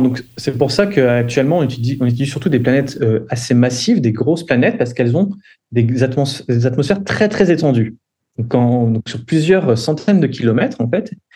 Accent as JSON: {"language": "French", "country": "France", "tie": "born or raised there", "also_born_or_lived": "Geneva, Switzerland", "moved": "as an adult", "said": "je suis né en France"}